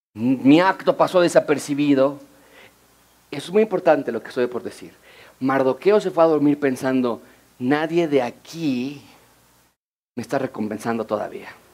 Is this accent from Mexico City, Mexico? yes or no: yes; Mexico City, Mexico; Yo nací en la Ciudad de México, Rebeca, mi esposa, nació en Connecticut, los Estados Unidos. Yo estudié toda mi vida en escuelas públicas en la Ciudad de México